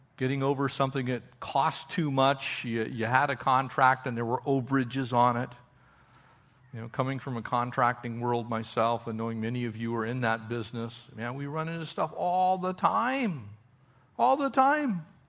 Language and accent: English; California, United States; also born or lived in Austria; we're from Cal